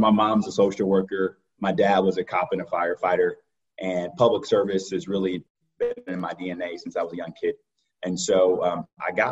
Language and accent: English; Cleveland, Ohio, United States; born and raised in Mount Pleasant, southeast side of the city, on 121st and Dove.